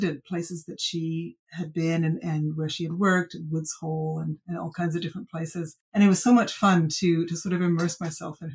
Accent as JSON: {"language": "English", "region": "British Columbia", "country": "Canada", "tie": "born or raised there", "moved": "as an adult", "said": "I grew up in British Columbia, I left, I came back."}